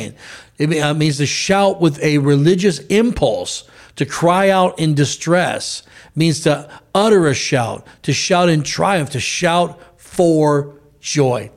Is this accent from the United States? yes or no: yes; United States; us as American citizens